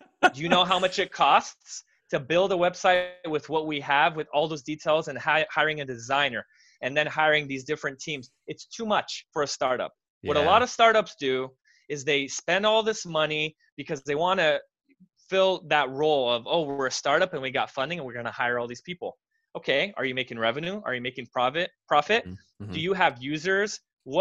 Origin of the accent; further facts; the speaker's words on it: United States; I was born in America. My parents are Romanian